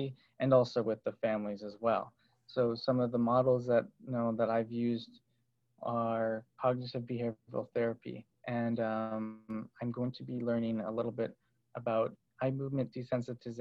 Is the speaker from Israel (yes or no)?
no; Berkeley, California, United States; So I grew up in Berkeley, and I came from a musical background.